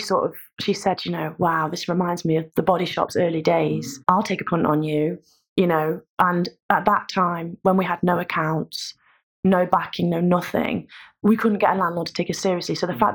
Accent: Nottingham, East Midlands, United Kingdom; accent: Midlands; now in Brighton, United Kingdom; you could probably tell by my accent that I'm not a Brightonian. {S0} No. {S1} From the Midlands. We came very close to opening a store in Nottingham, which was my hometown.

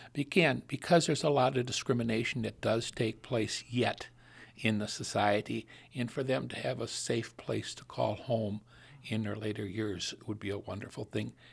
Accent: Sauk County, Wisconsin, United States; now in Milwaukee, United States; born and raised in Sauk County, up in the middle of, of the Baraboo Bluffs

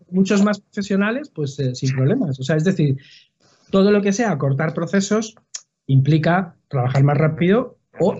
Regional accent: Madrid, Community of Madrid, Spain; soy de Madrid

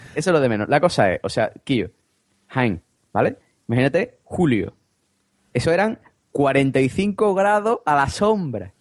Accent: Vejer de la Frontera, Andalusia, Spain; also born or lived in United Kingdom; de Cádiz, sí, sí, de un pueblo que se llama Vejer de la Frontera

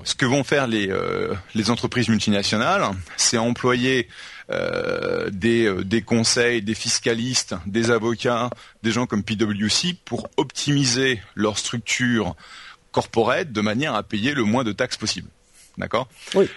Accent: United States; now in France; je suis américain

